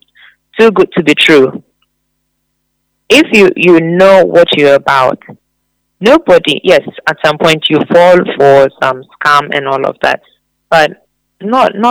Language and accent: English; Ghana; we Ghanaians do, we're a bit... easy on